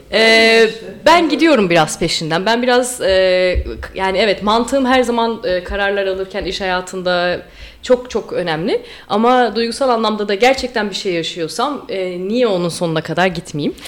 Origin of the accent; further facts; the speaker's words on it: Istanbul, Turkey; moved away; also born or lived in Amsterdam, Netherlands; İstanbul'a kesin dönüş yaptı ailem